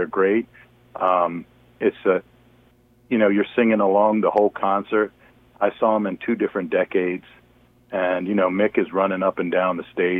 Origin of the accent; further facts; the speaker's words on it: Eastern Shore, Maryland, United States; I really loved growing up on the Eastern Shore.